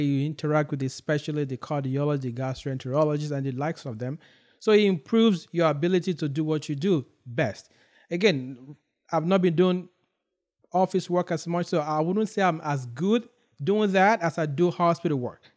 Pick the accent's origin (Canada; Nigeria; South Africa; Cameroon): Nigeria; now in United States; I grew up in Nigeria